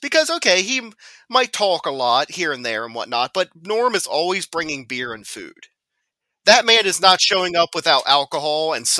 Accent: United States; I'm an American.

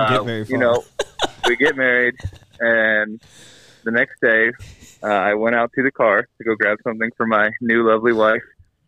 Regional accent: Delaware, United States; moved away as an adult; now in Pueblo, United States; I live in Pueblo, Colorado. I'm from Delaware. I'm out here helping my father-in-law for the church, Mesa Bible Church

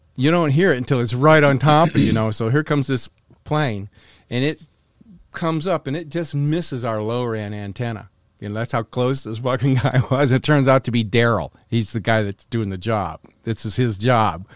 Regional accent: North Carolina, United States; moved away; also born or lived in Wisconsin / Florida; I grew up in North Carolina. My father was eighty-second Airborne

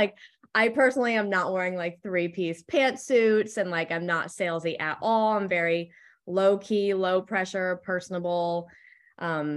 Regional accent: Connecticut, United States; moved away as an adult; also born or lived in Fort Myers, Florida; now in Charleston, United States; I'm actually born and raised in Connecticut

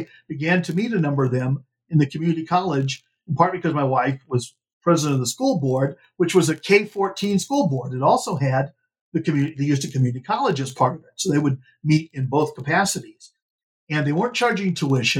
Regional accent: New Mexico, United States; my home state of New Mexico

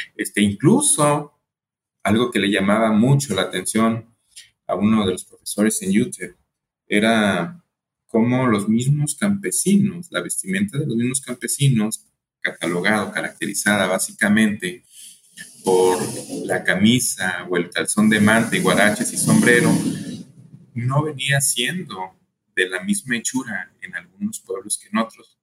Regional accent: Colima, Mexico; also born or lived in El Paso, Texas; yo soy de México, nací en Colima, Colima, aquí muy cerquitas de Jalisco.

